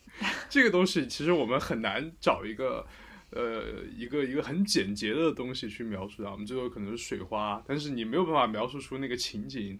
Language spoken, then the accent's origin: Chinese; Sichuan, China; accent: Sichuanese; 四川话有很多这种